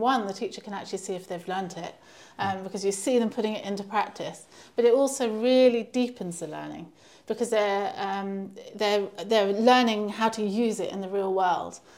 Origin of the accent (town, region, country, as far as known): Canterbury, South East England, United Kingdom; born or raised there; moved away as an adult; also born or lived in London